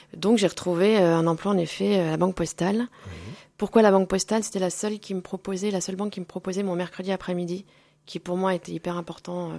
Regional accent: Moulins, Auvergne-Rhône-Alpes, France; also born or lived in Clermont-Ferrand / Nancy; nous sommes allés habiter à Moulins où j'ai fait toute ma scolarité. Mhm. Moulins dans l'Aillé.

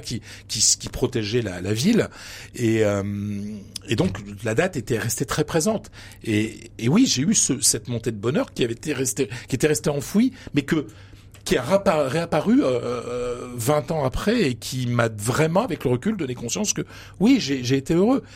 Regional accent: Pas-de-Calais, Hauts-de-France, France; moved away; je viens d'un petit village du Pas-de-Calais. Je viens d'une famille modeste.

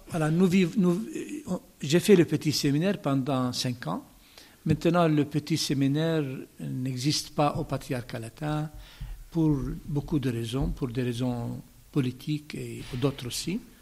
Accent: Bethlehem, West Bank, Palestine; French is a second language; moved away as an adult; also born or lived in Jordan / Rome / Jerusalem; je suis né à Bethléem, plus exactement dans le village du champ des pasteurs de l'Évangile

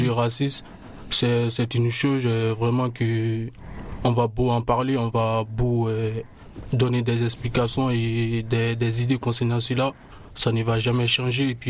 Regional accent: Côte d’Ivoire; Je viens de, la Côte d'Ivoire.

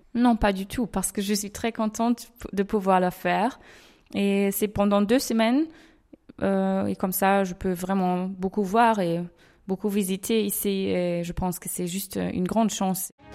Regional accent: Essen, North Rhine-Westphalia, Germany; je viens de la ville d'Essen

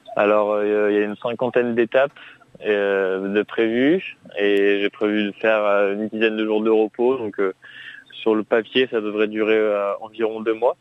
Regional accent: Grenoble, Auvergne-Rhône-Alpes, France; je suis originaire de Grenoble

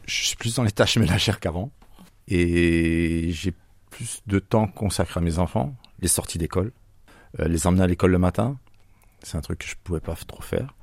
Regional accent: Bourgogne-Franche-Comté, France; now in Marseille, France; Ah non, moi je suis franco-suisse. Je viens de la région de Franche-Comté.

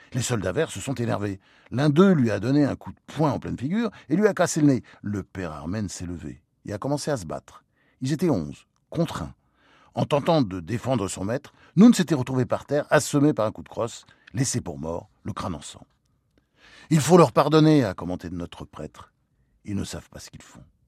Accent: Normandy, France; also born or lived in United States; J'étais élevé en Normandie

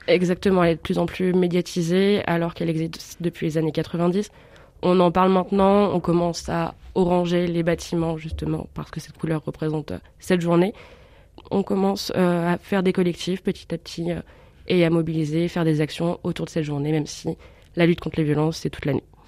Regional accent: Bourg-en-Bresse, Auvergne-Rhône-Alpes, France; moved away as an adult; also born or lived in Dijon; Je suis de Bourg-en-Bresse. J'ai fait mon lycée et un bac scientifique à la Lande

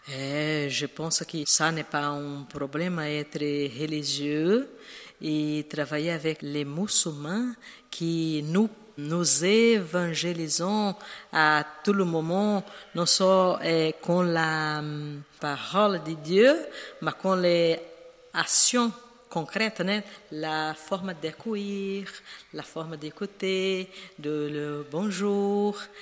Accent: Brazil; French is a second language; now in Paris, France; J'appartiens à la congrégation des sœurs missionnaires de Saint Charles Borromée et Je suis brésilienne

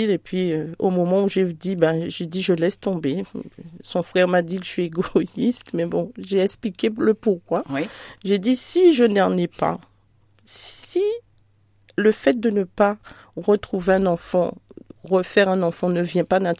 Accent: Antilles, France; chez nous aux Antilles, nous sommes chrétiens de naissance.

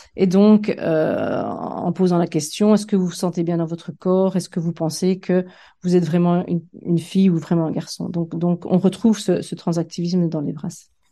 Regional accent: Liège, Wallonia, Belgium; moved away as an adult; also born or lived in Fontaine / Liverpool, United Kingdom; j'ai fait mes études euh, de primaire dans un petit village euh, qui s'appelait Fontain, enfin qui s'appelle d'ailleurs toujours Fontain dans l'école communale, et mes études secondaires aux Dames de l'instruction chrétienne à Liège.

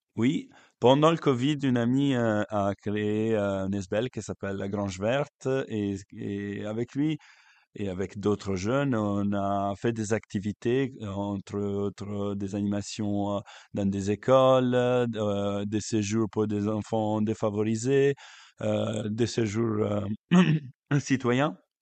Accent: Lake Como, Lombardy, Italy; French is a second language; moved away as an adult; now in Belgium; je suis italien et je viens du lac

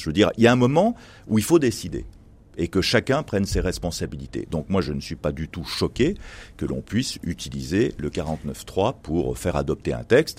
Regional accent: Tarentaise valley, Auvergne-Rhône-Alpes, France; je suis né dans ma vallée de Tarentaise

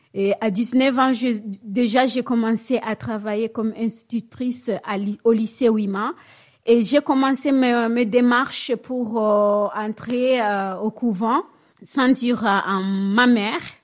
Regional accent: Bukavu, South Kivu, DR Congo; moved away as an adult; now in Normandy, France; je suis congolaise

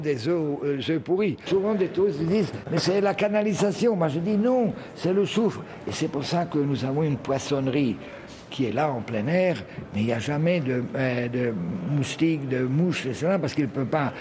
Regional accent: Croatia; also born or lived in France / Split, Croatia; moi je suis né en France, mais très tôt je suis venu ici, donc j'ai fait mes études primaires, secondaires et supérieures en Croatie

